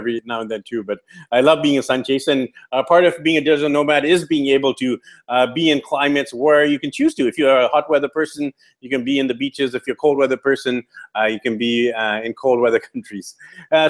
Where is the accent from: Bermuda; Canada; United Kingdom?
Canada; Vancouver, British Columbia; Vancouver, BC, Canada, which is my hometown as well